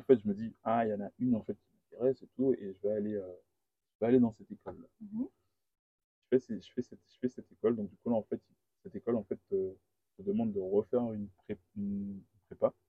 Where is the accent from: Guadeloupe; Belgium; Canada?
Guadeloupe; moved away as an adult; also born or lived in Paris; je viens de la Guadeloupe